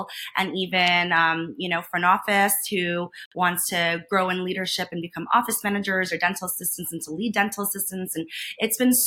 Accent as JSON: {"language": "English", "region": "New York", "country": "United States", "also_born_or_lived": "Boston, Massachusetts", "moved": "as an adult", "lives_now": "Las Vegas, United States", "said": "I'm originally from New York"}